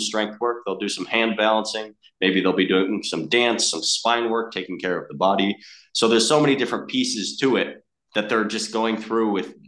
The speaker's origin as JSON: {"language": "English", "town": "Chicago", "region": "Illinois", "country": "United States", "moved": "as an adult", "lives_now": "Australia", "said": "I'm from Chicago originally"}